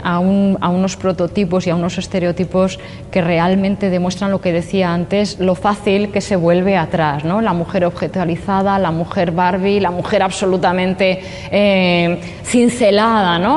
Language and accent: Spanish; Valladolid, Castile and León, Spain; also born or lived in Burgos / Albacete; now in Alicante, Spain; yo nací en Valladolid, he vivido en Burgos, eh, en fin, la, meseta y después a la otra meseta, Albacete